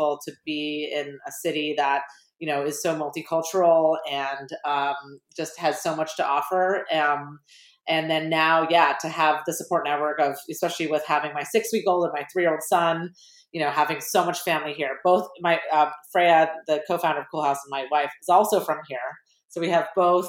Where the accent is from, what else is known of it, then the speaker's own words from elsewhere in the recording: Los Angeles, California, United States; I'm from Sherman Oaks